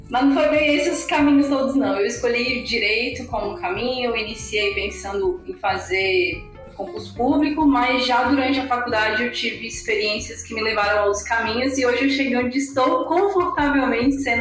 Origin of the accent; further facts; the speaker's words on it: Brasília, Federal District, Brazil; now in Palmas, Brazil; tenho 33 anos, sou brasiliense, mas sou tocantinense de coração, já moro aqui em Palmas, Tocantins há muito tempo.